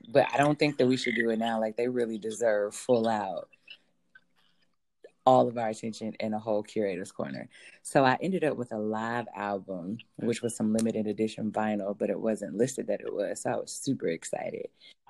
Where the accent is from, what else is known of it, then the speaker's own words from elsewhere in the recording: Ohio, United States; I'm from Ohio